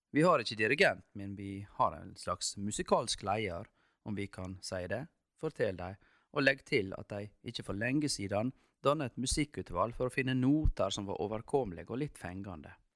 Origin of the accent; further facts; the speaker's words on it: Norway; det er en dag vi nordmenn feirer mer enn noen andre land feirer sin nasjonaldag